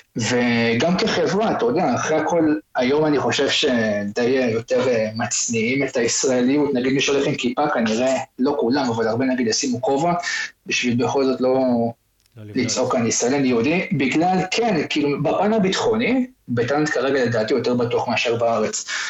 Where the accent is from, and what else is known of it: Israel